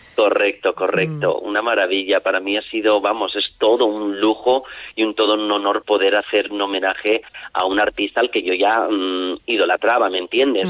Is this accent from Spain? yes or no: yes; Castellón de la Plana, Valencian Community, Spain; Aquí en mi pueblo, debuté en mi pueblo, en el Grau de Castellón